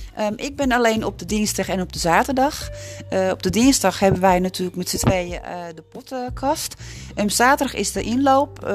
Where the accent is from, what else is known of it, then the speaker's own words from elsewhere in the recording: Amsterdam, North Holland, Netherlands; moved away as an adult; now in Broek op Langedijk, Netherlands; Ik ben in Amsterdam ben ik opgegroeid